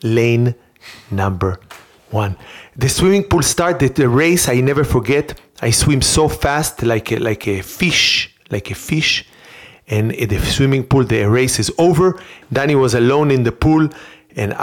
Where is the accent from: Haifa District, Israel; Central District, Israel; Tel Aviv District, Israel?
Central District, Israel; Rehovot; moved away; I grew up in Rehovot in Israel